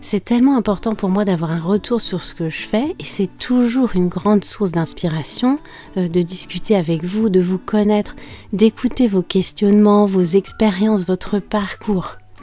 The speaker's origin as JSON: {"language": "French", "country": "France", "said": "je suis française"}